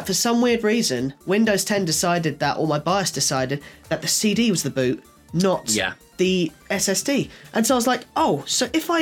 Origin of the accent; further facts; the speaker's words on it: England, United Kingdom; being an Englishman